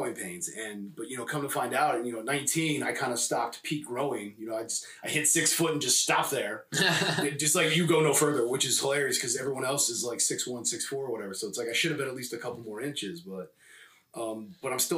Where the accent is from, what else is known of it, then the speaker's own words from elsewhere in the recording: California, United States; also born or lived in Spain / Los Angeles; I was raised born in Spain and raised in, you know, California